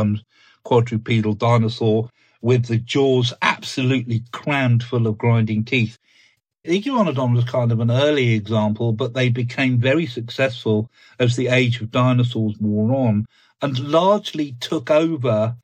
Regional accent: Ashdown Forest, Sussex, South East England, United Kingdom; I grew up in the Ashdown Forest

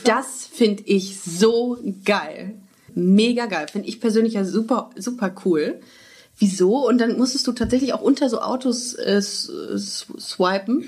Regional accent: Düsseldorf, North Rhine-Westphalia, Germany; moved away as an adult; also born or lived in Würzburg; now in Cologne, Germany; ich komme ja ursprünglich aus Düsseldorf

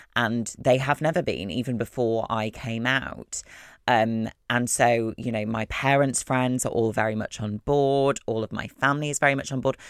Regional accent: Wakefield, Yorkshire and the Humber, United Kingdom; I'm from Wakefield. I'm a Wakey gal. Um, yes, I'm from West Yorkshire.

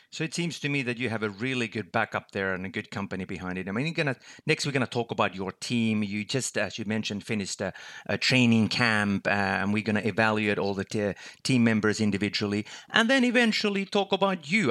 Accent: Finland; my home country, Finland, where I'm located

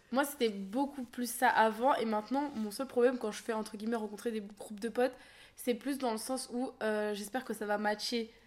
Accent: Seine-Saint-Denis, Île-de-France, France; born or raised there

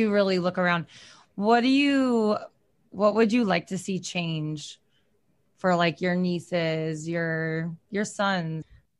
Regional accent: Michigan, United States; I grew up in Michigan and a lot of my family is from Ohio

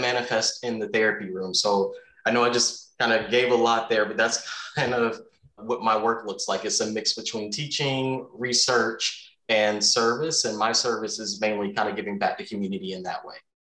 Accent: the South, United States; moved away; remember in the South

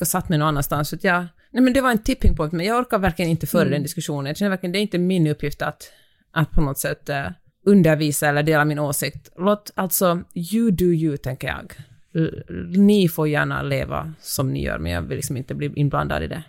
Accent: Finland; now in Sweden; jag kommer från Finland

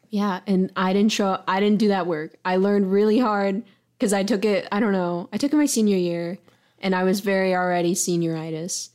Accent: Charlotte, North Carolina, United States; accent: twang; moved away as an adult; also born or lived in Chicago, Illinois / Lockport, Illinois; now in Columbus, United States; there's an insane amount of diversity in Charlotte, North Carolina, where I'm from

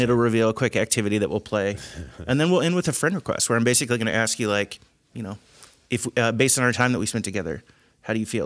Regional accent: Indiana, United States; also born or lived in Cincinnati area; I grew up in Indiana

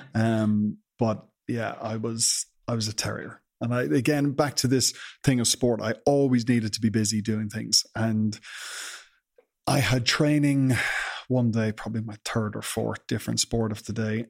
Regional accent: Ireland; as Irish people

